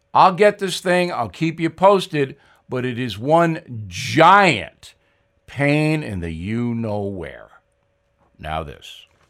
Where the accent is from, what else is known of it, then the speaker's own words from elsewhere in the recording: Levittown, New York, United States; I was raised in Levittown